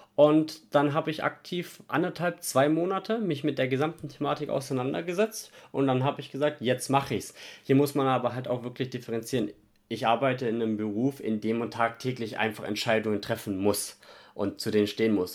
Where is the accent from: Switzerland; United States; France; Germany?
Germany; Stuttgart, Baden-Württemberg; moved away; Ich komme ja ursprünglich aus Stuttgart